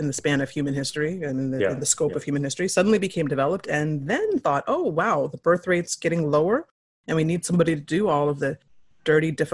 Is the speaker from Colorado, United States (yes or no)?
yes; Denver, Colorado, United States; moved away as an adult; also born or lived in United Kingdom; now in South Korea; I'm from the States originally. I'm from Denver, and I've been living in Korea since 2013